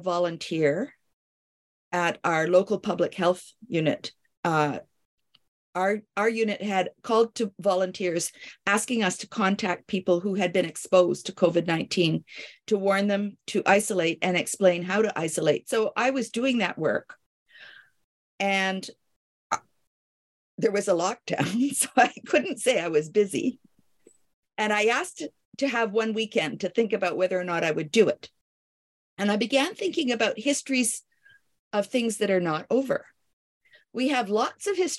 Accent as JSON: {"language": "English", "country": "Canada", "also_born_or_lived": "Paris, France / Kingston, Ontario", "said": "I am a Canadian"}